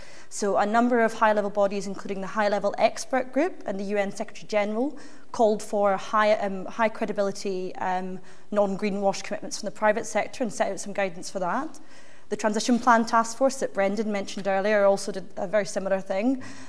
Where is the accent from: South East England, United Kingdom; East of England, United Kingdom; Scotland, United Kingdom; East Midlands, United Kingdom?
Scotland, United Kingdom; Glasgow; accent: Glaswegian; as well as a Glaswegian accent.